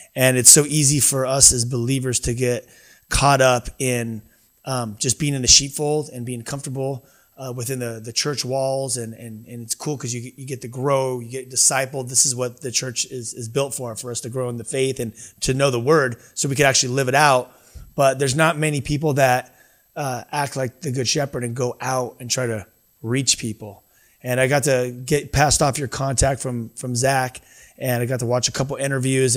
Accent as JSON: {"language": "English", "country": "United States", "tie": "born or raised there", "said": "I, I grew up in America"}